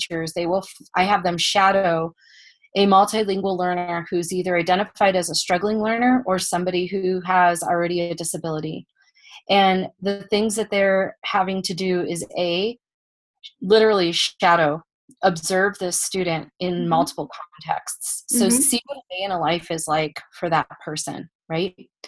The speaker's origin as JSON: {"language": "English", "town": "Buffalo", "region": "New York", "country": "United States", "moved": "yes", "said": "I'm originally from Buffalo, New York"}